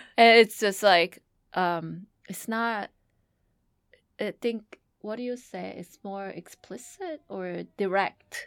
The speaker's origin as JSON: {"language": "English", "country": "South Korea", "tie": "born or raised there", "moved": "yes", "lives_now": "United States", "said": "When, when Hina and I grew up in Korea"}